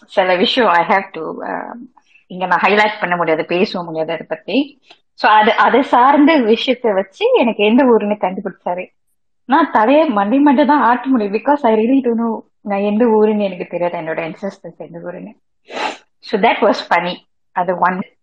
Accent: Malaysia; மூணாவது தலைமுறையா மலேசியால இருந்து பிறந்து வந்திருக்கேன்

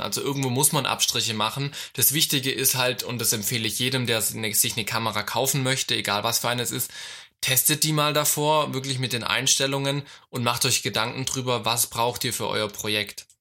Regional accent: Germany; ich komme aus Deutschland

